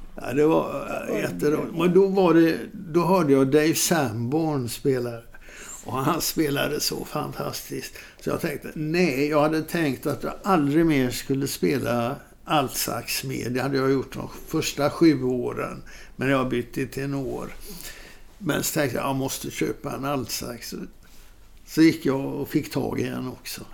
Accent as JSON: {"language": "Swedish", "country": "Sweden", "said": "jag var från Sweden"}